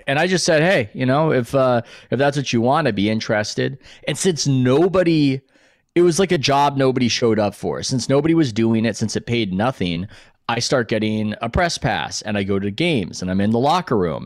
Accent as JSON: {"language": "English", "town": "San Diego", "region": "California", "country": "United States", "said": "even though I'm from San Diego, I don't speak a word of Spanish"}